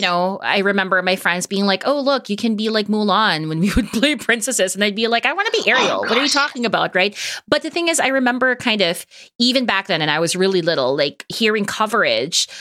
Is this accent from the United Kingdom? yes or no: no; Toronto, Ontario, Canada; We're both from Toronto.